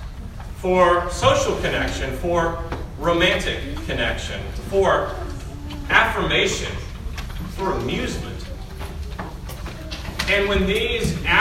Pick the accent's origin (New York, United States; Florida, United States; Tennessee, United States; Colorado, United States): Tennessee, United States; Middle; I grew up in Middle Tennessee. I grew up not too far from this area.